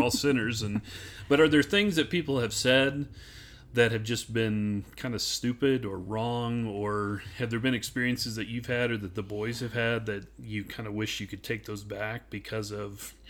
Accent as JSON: {"language": "English", "region": "Idaho", "country": "United States", "tie": "born or raised there", "said": "because, like you, growing up in Idaho, which is not mm-hmm. exactly racially diverse either."}